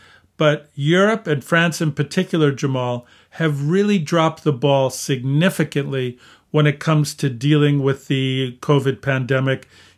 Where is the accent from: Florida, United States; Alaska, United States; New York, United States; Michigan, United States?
Michigan, United States; 23 states, including my home state of Michigan